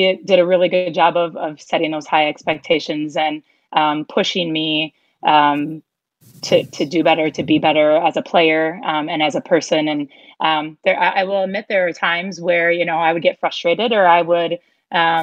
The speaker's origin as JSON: {"language": "English", "town": "Bloomer", "region": "Wisconsin", "country": "United States", "tie": "born or raised there", "said": "growing up in Bloomer, having that small town experience"}